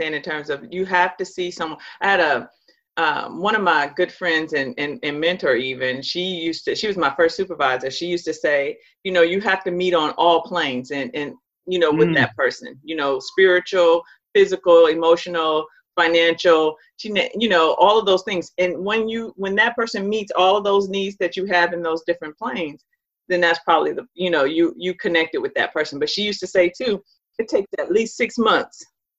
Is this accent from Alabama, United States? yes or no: no; Michigan, United States; moved away; I'm originally from Michigan